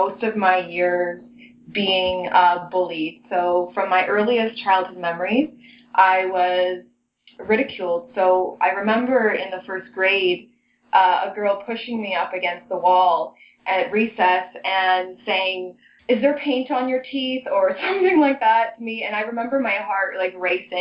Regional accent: Toronto, Ontario, Canada; I was raised in Toronto, so I've been in the city my whole life.

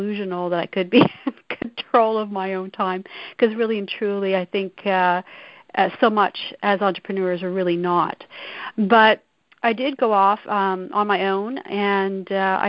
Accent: Saskatchewan, Canada; I'm a prairie girl. I grew up in Saskatchewan.

